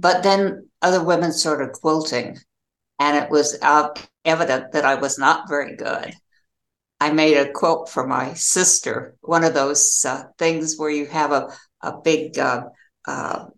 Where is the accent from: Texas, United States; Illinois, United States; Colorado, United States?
Colorado, United States; I grew up in Colorado